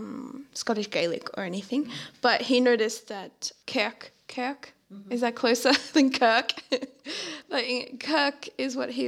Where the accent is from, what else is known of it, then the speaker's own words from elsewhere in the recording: Australia; moved away as an adult; now in Netherlands; as someone who is Australian and went through Australian schooling